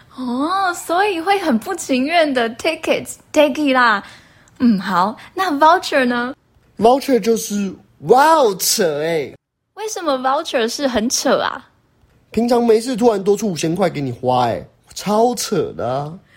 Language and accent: Chinese; Taiwan; 跟我们台湾人最相关的五倍券英文